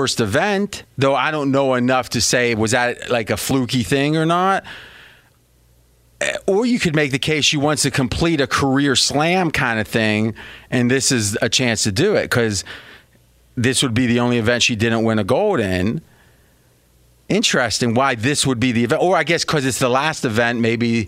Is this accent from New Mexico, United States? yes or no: no; near Steubenville, Ohio, United States; moved away; where I grew up back near Steubenville, Ohio